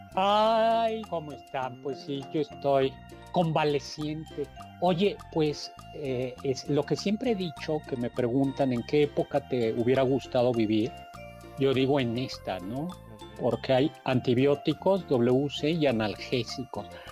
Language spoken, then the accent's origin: Spanish; Mexico; los mexicanos somos los únicos fiesteros del mundo en la Navidad